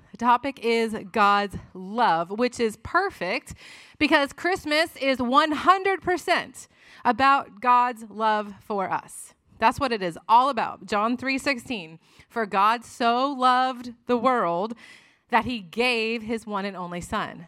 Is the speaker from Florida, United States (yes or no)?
yes; Florida, United States; moved away as an adult; also born or lived in Tennessee; we were in college in Tennessee, but I'm from Florida